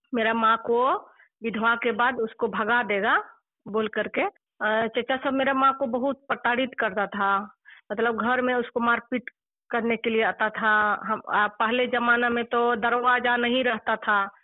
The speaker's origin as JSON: {"language": "Hindi", "area": "Bandarpani village, Dumka district", "region": "Jharkhand", "country": "India", "also_born_or_lived": "Jhili (maternal home)", "said": "मेरा गांव जो है बंदर पानी है और पोस्ट कोल्हा थाना काठीकुन जिला दुमका झारखंड से रहने वाली हूँ"}